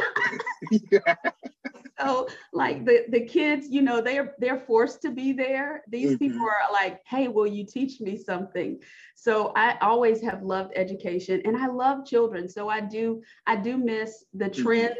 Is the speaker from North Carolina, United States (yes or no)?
yes; North Carolina, United States; moved away as an adult; now in Missouri, United States; I'm originally from North Carolina. So my husband's job got relocated to Missouri